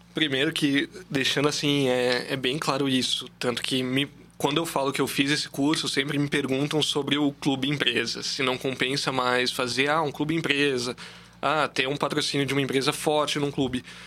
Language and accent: Portuguese; Blumenau, Santa Catarina, Brazil; now in Brusque, Brazil; Eu não, não sou de Brusque, eu sou blumenauense, então eu sempre cresci com o metropolitano